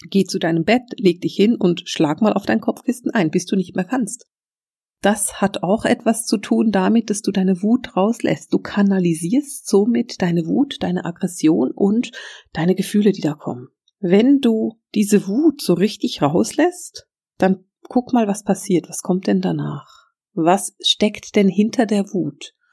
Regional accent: Switzerland; Ich will es bloß nochmal extra sagen, weil ich bin Schweizerin.

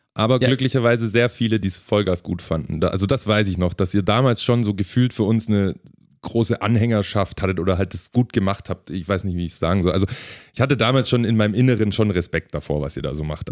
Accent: Ulm, Baden-Württemberg, Germany; ich komme aus Ulm, ist auch in der Region

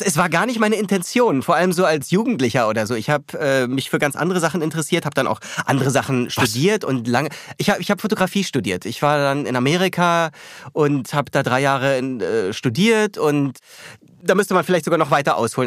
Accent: Bavaria, Germany; moved away as an adult; also born or lived in New York; now in Berlin, Germany; Dann ist meine Familie nach Bayern gezogen. Äh, und ja, da bin ich dann großenteils aufgewachsen

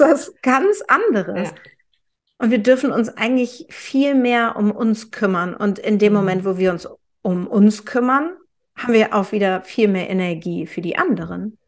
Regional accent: Hamburg, Germany; Ich bin ja Hamburgerin

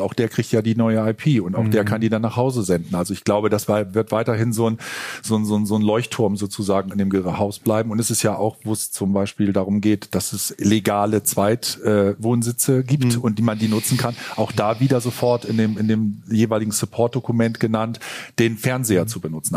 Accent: Northern Germany, Germany; als Norddeutscher

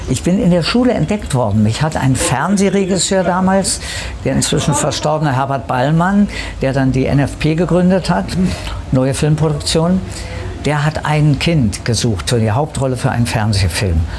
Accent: Berlin, Germany; Also ich bin ja im Kiez in Kreuzberg groß geworden. Die Großbärenstraße, Ecke Hagelberger Straße, direkt am Kreuzberg da.

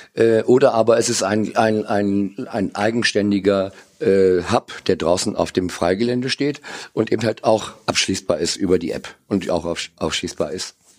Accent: Cloppenburg, Lower Saxony, Germany; am 7.4.61 geboren in Kloppenburg

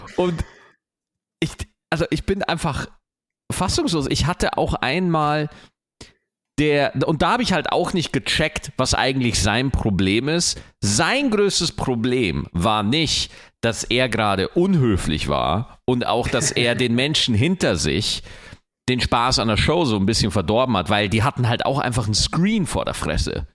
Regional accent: Germany; bei uns in Deutschland

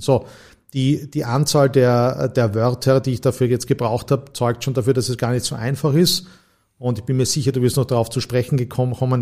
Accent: Graz, Styria, Austria; moved away as an adult; also born or lived in St. Gallen / Heidelberg / Vienna / New York; Ich bin gebürtiger Grazer, habe die ersten 20 Jahre meines Lebens auch in der Steiermark zugebracht

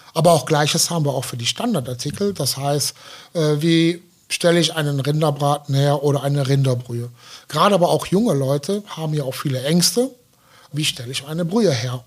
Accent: Aachen, North Rhine-Westphalia, Germany; Ja, ich komme ja aus Aachen

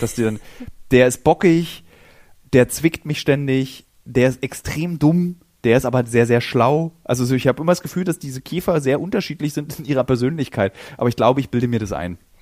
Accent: Berlin, Germany

